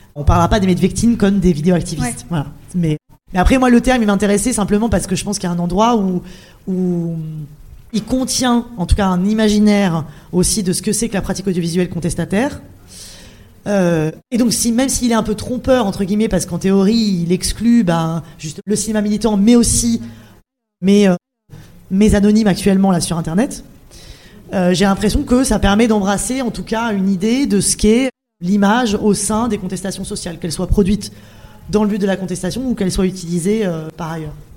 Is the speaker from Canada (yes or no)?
no; Clermont-Ferrand, Auvergne-Rhône-Alpes, France; moved away; also born or lived in Paris; je suis de Clermont-Ferrand